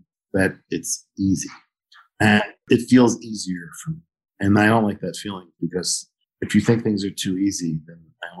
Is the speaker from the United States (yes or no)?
yes; Philadelphia, Pennsylvania, United States; So I think my favorite restaurant is the restaurant that I grew up with in South Philadelphia, which is like the Brooklyn of Philly, sort of an Italian neighborhood.